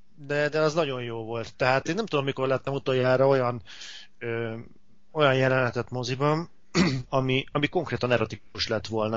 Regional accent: Hungary; pláne itt Magyarországon

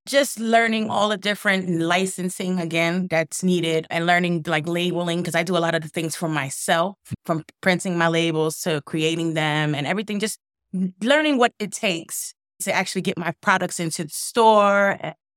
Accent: Brooklyn, New York, United States; now in Binghamton, United States; I'm from Brooklyn or, originally

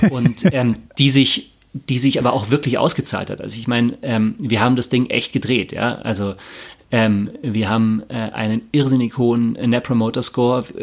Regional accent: Tegernsee, Bavaria, Germany; Ich bin am Tegernsee aufgewachsen, in der Natur, in, in, in so, einem, in so einem malerischen äh, Bauernhof mit, mit Kühen und Schafen und Bienen und Himbeeren und Äpfeln

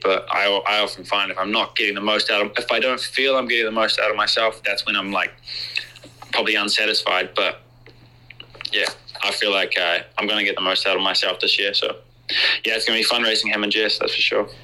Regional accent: New Zealand; when we grow up as Kiwis, there's a, a certain type of like Kiwi summer and Kiwi Christmas that we have

